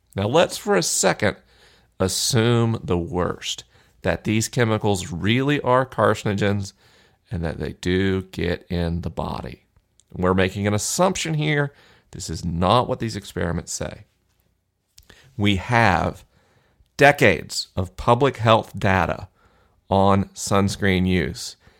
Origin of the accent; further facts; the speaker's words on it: Florida, United States; Florida, my home state